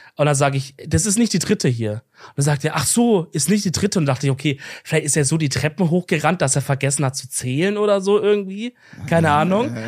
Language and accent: German; Swabia, Baden-Württemberg, Germany; als Schwabe